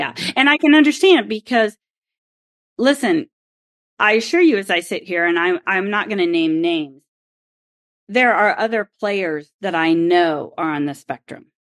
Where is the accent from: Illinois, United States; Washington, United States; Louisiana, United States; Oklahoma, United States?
Oklahoma, United States; And it's not just because I grew up in Oklahoma where there is wind.